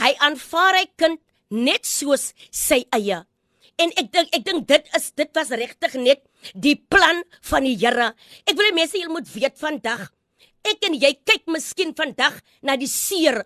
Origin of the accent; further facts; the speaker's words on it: Graaff-Reinet, Eastern Cape, South Africa; ek het groot geword in Graafrein net.